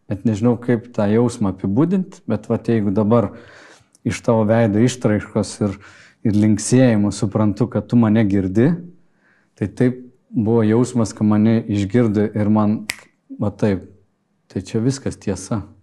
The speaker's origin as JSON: {"language": "Lithuanian", "town": "Kretinga", "region": "Klaipėda County", "country": "Lithuania", "tie": "born or raised there", "said": "Aš užaugau Kretingoje"}